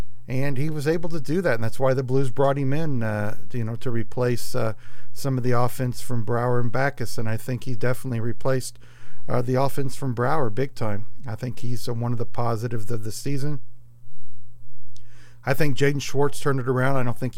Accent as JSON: {"language": "English", "town": "St. Louis", "region": "Missouri", "country": "United States", "said": "and I'm not saying that just because I'm from St. Louis."}